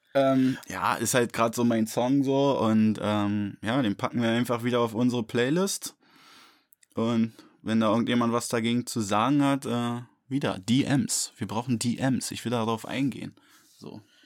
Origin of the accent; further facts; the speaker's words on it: Berlin, Germany; für mich so als Berliner